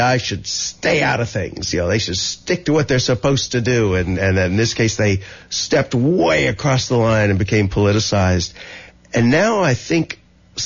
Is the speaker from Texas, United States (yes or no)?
yes; Texas, United States; I'm from Texas, a hunting state.